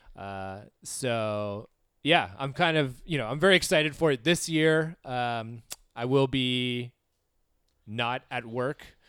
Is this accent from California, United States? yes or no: yes; Southern California, United States; growing up in Southern California